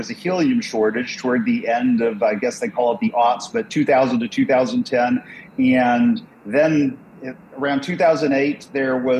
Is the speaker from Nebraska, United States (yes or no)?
no; Dallas, Texas, United States; moved away as an adult; also born or lived in Sturgis, Michigan; my family moved down to the Dallas, Texas area, and I spent the rest of my childhood and youth down in Dallas, and spent actually all of my life in Texas